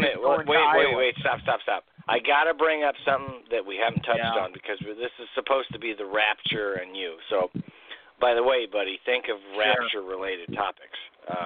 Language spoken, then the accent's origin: English; Illinois, United States; moved away; Illinois, in my home state. Yeah, where I grew up.